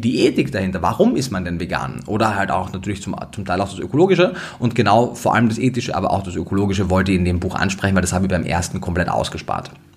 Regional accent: Austria; Ich komme aus Österreich

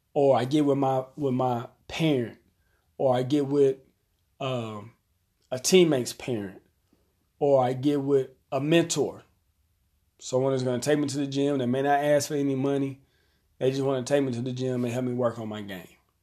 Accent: Arkansas, United States; here in my hometown, we have one public high school

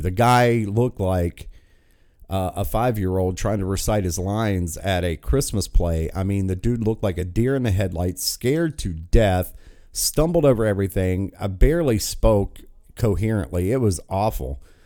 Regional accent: West Virginia, United States; my home state

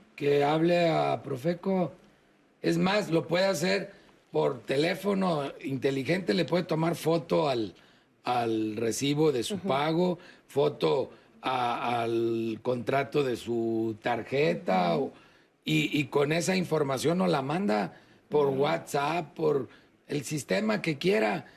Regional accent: Mexico

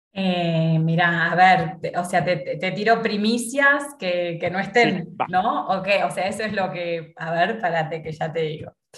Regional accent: Argentina; moved away as an adult; now in Mexico; yo soy argentina

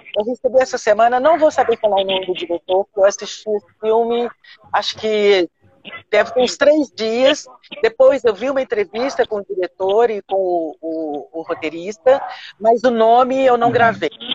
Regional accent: Belo Horizonte, Minas Gerais, Brazil; eu sou mineira, que eu sou de Belo Horizonte

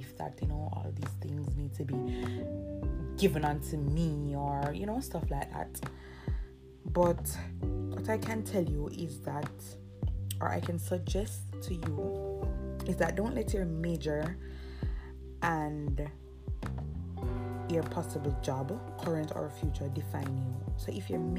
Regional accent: Jamaica; I'm from Jamaica.

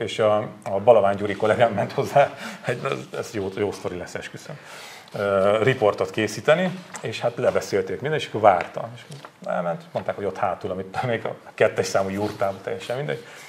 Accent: Borsod-Abaúj-Zemplén, Hungary; moved away; én Borsodabói Zemplén megyei vagyok

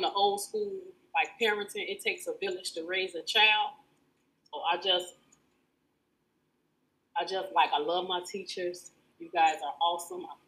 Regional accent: Chicago, Illinois, United States; I'm a product of Chicago Public Schools

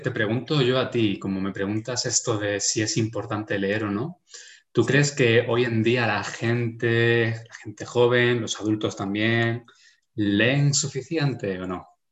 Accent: Spain; Como español

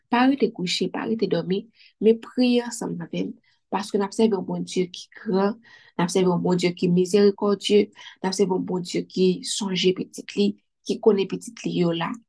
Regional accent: Haiti

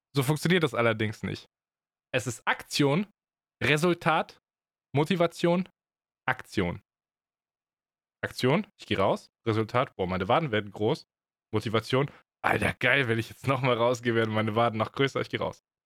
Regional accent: Germany; als Deutscher

